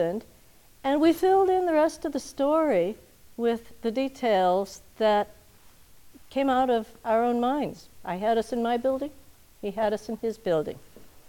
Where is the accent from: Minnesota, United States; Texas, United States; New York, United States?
Minnesota, United States; I grew up in Minnesota